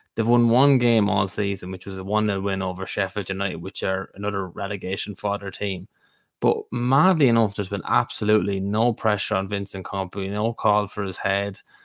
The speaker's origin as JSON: {"language": "English", "country": "Ireland", "said": "we're three Irish men sitting here."}